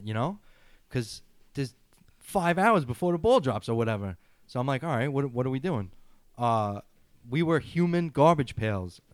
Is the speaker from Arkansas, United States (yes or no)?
no; New York City, New York, United States; as a New Yorker